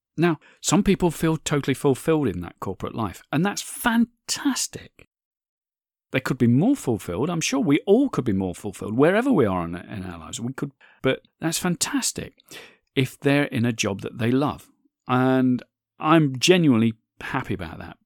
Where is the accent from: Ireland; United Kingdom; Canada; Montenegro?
United Kingdom; my home country of the U K